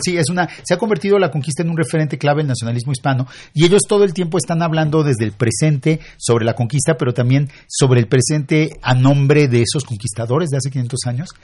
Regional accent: Mexico; los mexicanos fuimos vencidos, conquistados

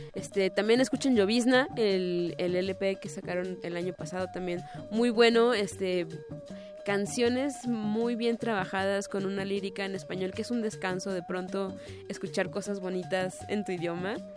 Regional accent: Guadalajara, Jalisco, Mexico; soy de Guadalajara

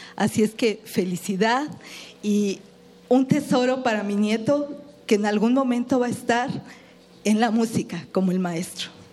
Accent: Mexico

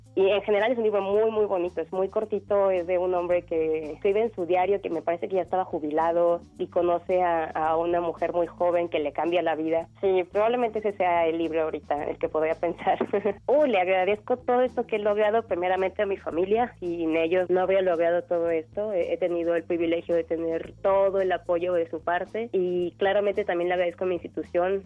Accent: Tepic, Nayarit, Mexico; moved away as an adult; also born or lived in Morelos; Nací en Tepic, Nayarit, el 10 de abril de 1994.

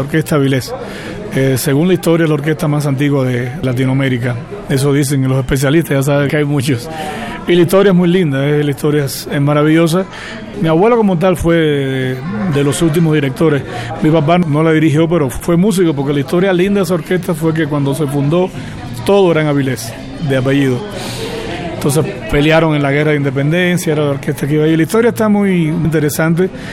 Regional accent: Cuba; moved away; en Cuba me quedan mis padres

